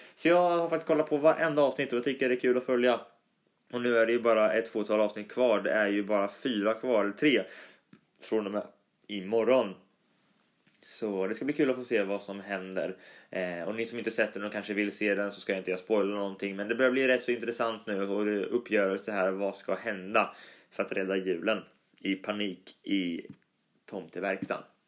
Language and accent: Swedish; Östergötland, Sweden; accent: Östgötska; min dialekt östgötska är ju lite sådär rolig och bunnig